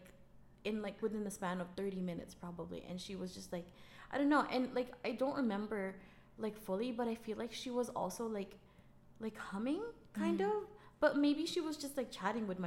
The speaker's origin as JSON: {"language": "English", "town": "Manila", "region": "Metro Manila", "country": "Philippines", "tie": "born or raised there", "moved": "yes", "lives_now": "Canada", "said": "I grew up in Manila, but my dad's family is from Visayas."}